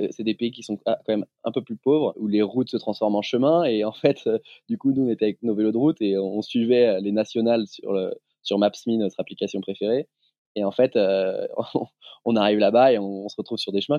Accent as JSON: {"language": "French", "town": "Lyon", "region": "Auvergne-Rhône-Alpes", "country": "France", "tie": "born or raised there", "said": "Je suis originaire de Lyon"}